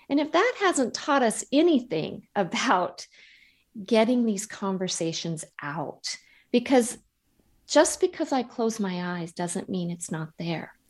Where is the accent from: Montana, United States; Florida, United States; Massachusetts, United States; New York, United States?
Montana, United States; moved away; I grew up in Montana and I'll always be a Montana girl